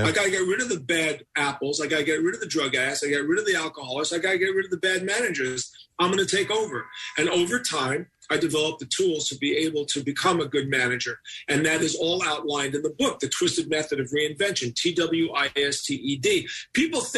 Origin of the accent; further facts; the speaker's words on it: New York City, New York, United States; I'm a New York kid